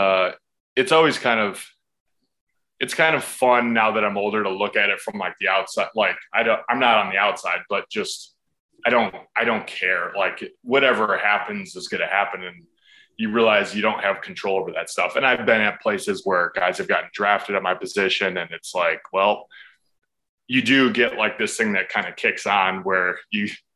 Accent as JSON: {"language": "English", "country": "United States", "said": "for us in America"}